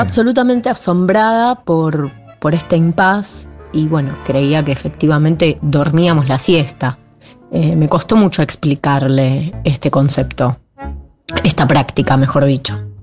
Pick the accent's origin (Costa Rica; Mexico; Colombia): Colombia; Bogotá; now in Buenos Aires, Argentina; Yo nací en Bogotá, en mi país